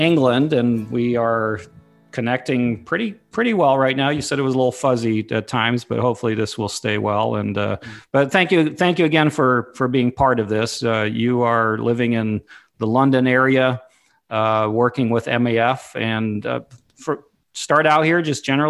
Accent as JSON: {"language": "English", "region": "Papua", "country": "Indonesia", "tie": "born or raised there", "said": "I grew up in Papua, Indonesia, or Irian Jaya back then, and Mission Aviation Fellowship was the way that we traveled, the only way that we traveled."}